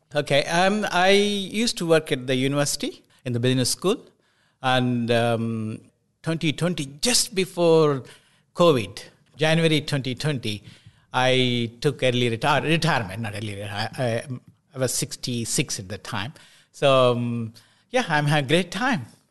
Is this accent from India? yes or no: yes; India; also born or lived in Scotland; now in New Zealand; I, I was born in India.